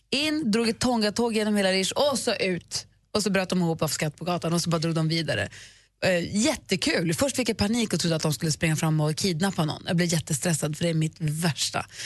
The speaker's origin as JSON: {"language": "Swedish", "town": "Lund", "region": "Skåne", "country": "Sweden"}